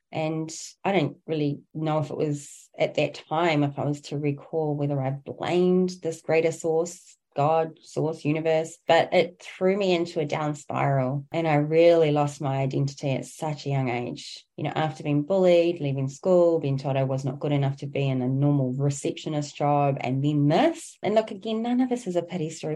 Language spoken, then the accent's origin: English; New Zealand; I originate from Aotearoa, New Zealand